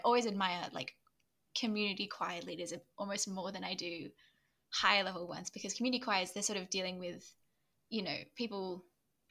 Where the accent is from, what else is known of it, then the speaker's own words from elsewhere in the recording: New South Wales, Australia; I grew up in New South Wales